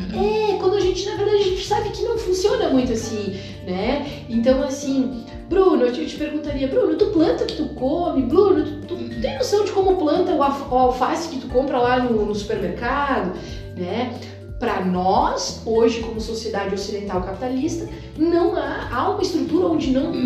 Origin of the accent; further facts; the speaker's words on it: Muçum, Rio Grande do Sul, Brazil; eu venho de uma, uma pequena cidade do Vale do Taquari, de 5 mil habitantes, eh, crescida em família tipicamente descendente de italiano